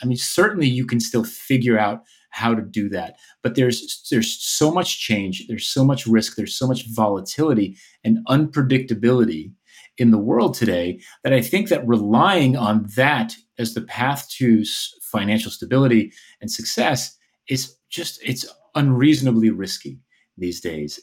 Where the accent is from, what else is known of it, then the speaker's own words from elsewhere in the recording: outside of New York City, New Jersey, United States; moved away as an adult; which is where I grew up in New Jersey, outside of New York City